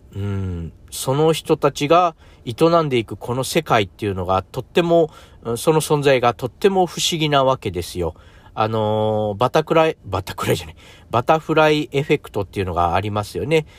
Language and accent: Japanese; a small island in Hiroshima, Japan; moved away as an adult; also born or lived in Tokyo; 東京に僕がですね、行ったのが、え18歳、え広島のちっちゃな島から、え飛び出して東京に行きました